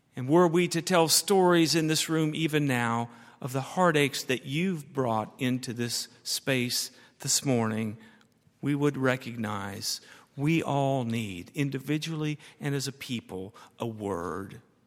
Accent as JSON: {"language": "English", "country": "United States", "said": "I'm an American and I am proud of that."}